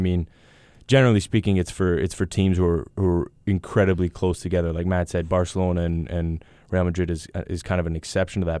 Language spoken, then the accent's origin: English; Thunder Bay, Ontario, Canada; moved away as an adult; also born or lived in England; we're from the north